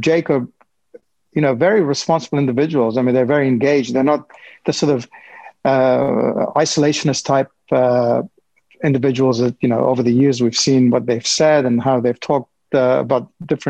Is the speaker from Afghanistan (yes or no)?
yes; Afghanistan; my home country of Afghanistan